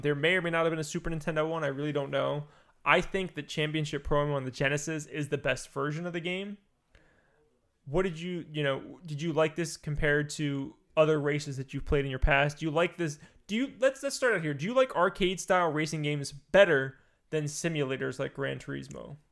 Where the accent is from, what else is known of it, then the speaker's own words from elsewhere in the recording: East Coast, United States; I'm from the East Coast.